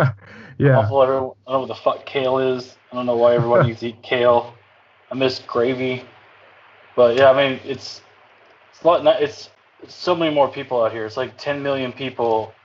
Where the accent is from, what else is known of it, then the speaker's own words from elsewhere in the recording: North Carolina, United States; moved away; Born and raised in North Carolina.